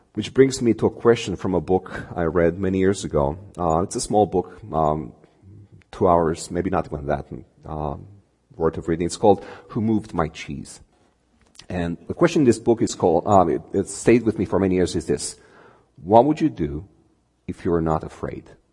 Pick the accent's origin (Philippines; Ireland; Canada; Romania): Romania; English is a second language; moved away as an adult; I come from Romania. Um, I've been here uh, less than two years. It'll be tw- two years in, uh, in, on the 29th of this month. Um, grew up there